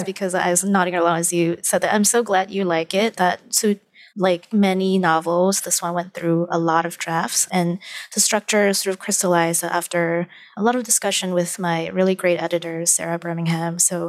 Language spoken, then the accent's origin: English; Malaysia; I actually understand a lot of my supposed place in this new country because I am from Malaysia.